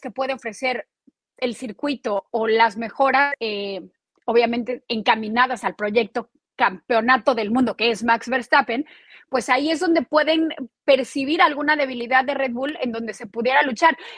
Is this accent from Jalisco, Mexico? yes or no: no; Mexico City, Mexico; now in Florida, United States; nosotros como chilangos, es decir, como mexicanos de la Ciudad de México